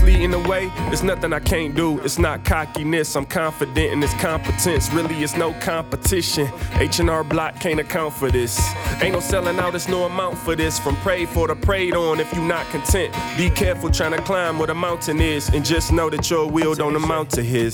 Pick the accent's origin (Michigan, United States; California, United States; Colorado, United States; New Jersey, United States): Michigan, United States; Detroit; I grew up on Seven Mile, where you kinda learn to mind your own business.